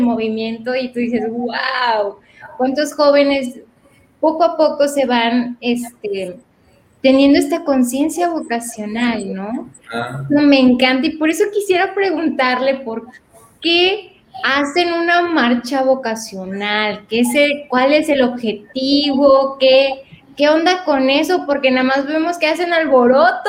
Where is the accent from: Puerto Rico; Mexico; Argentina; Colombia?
Mexico; Veracruz; now in Monterrey, Mexico; Yo soy originaria de Veracruz